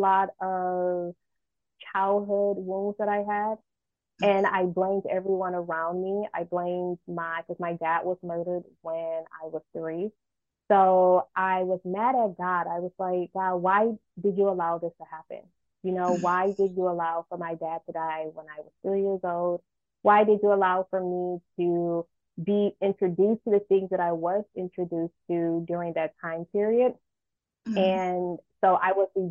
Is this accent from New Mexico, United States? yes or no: no; Michigan, United States; now in California, United States; I'm from Michigan